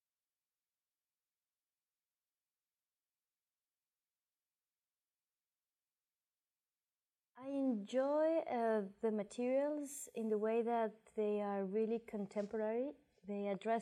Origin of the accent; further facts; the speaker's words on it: Ecuador; moved away as an adult; I come from Ecuador.